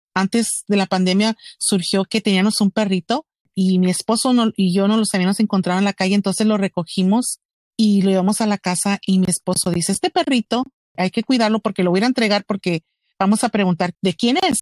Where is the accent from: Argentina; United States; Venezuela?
United States; Roma, Texas; yo viví y me criaron ahí en la orilla de, de México y Texas en Roma, Texas, un pueblito muy chiquito